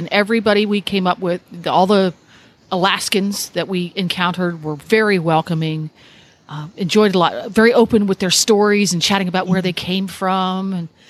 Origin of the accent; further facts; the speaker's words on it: Florida, United States; Now, I'm from Florida